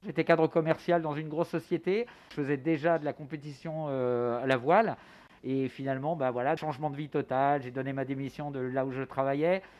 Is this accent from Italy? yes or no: no; Normandy, France; moved away as an adult; now in Les Sables-d'Olonne, France; je suis originaire de Normandie